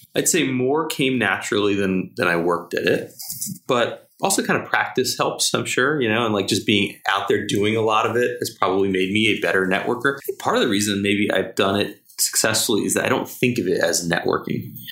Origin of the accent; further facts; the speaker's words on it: New Jersey, United States; New Jersey, which is my home state